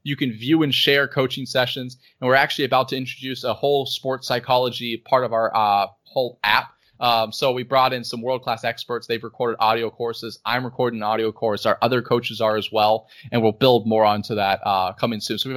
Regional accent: United States; born there; Like I was born in the United States, and it's kind of I'm dual citizen, and, and for me, South Africa feels just as much as home as the U.S.

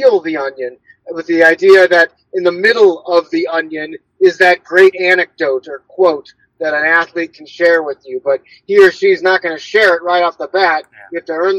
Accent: St. Louis, Missouri, United States; I'm from St. Louis, I write about St. Louis

